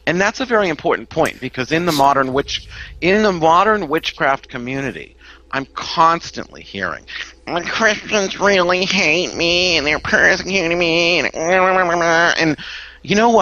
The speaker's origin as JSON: {"language": "English", "town": "Salem", "region": "Massachusetts", "country": "United States", "tie": "born or raised there", "also_born_or_lived": "Beverly, Massachusetts", "said": "I was born in Beverly, one town north, and I've lived in Salem off and on my whole life."}